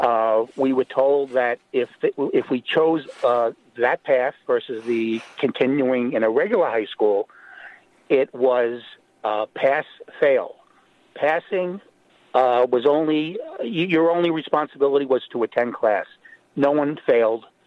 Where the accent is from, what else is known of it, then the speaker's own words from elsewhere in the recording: New York City, New York, United States; I grew up in Brooklyn, New York